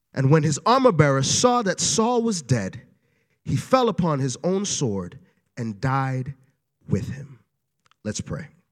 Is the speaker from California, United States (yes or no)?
no; New York City, New York, United States; moved away; I am originally from Brooklyn, New York.